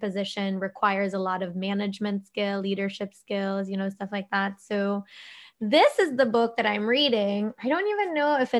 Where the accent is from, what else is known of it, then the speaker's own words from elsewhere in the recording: Philippines; coming from an Asian family, I'm Filipino